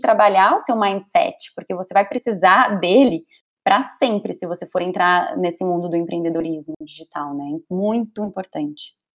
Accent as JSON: {"language": "Portuguese", "country": "Brazil", "also_born_or_lived": "São Paulo / London", "accent": "Brazilian", "moved": "as an adult", "lives_now": "San Diego, United States", "said": "eu sou brasileira"}